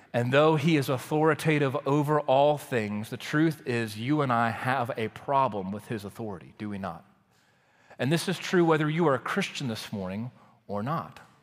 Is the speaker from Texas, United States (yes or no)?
yes; Waco, Texas, United States; moved away as an adult; also born or lived in College Station, Texas; I grew up in Waco, Texas.